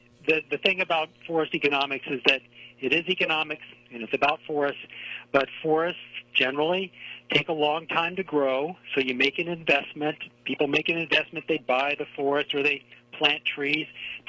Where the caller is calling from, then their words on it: Research Triangle Park, North Carolina, United States; Calling from Research Triangle Park, North Carolina. That's the Raleigh-Durham-Chapel Hill area.